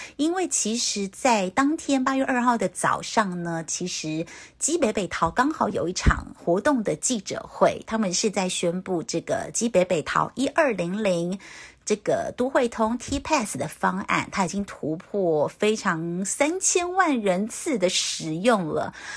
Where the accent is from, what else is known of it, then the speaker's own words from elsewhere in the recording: Taoyuan, Taiwan; 我是桃园人嘛